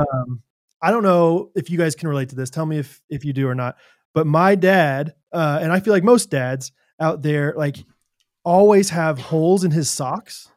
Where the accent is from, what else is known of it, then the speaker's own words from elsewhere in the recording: Kansas City, United States; I'm from Kansas City